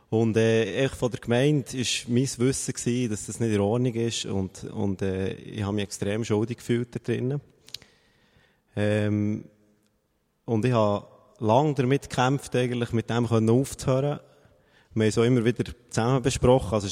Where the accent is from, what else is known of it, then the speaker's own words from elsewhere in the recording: Bern, Switzerland; sie ist irgendwo aus dem Emmental gekommen und ich komme aus Bern.